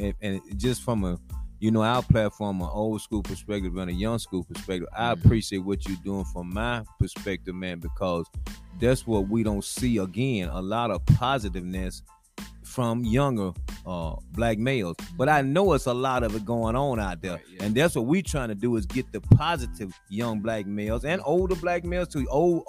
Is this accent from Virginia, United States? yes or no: no; Georgia, United States; moved away as an adult; now in Nashville, United States; back when I came to Nashville from Georgia in 1982 to go to school at TSU.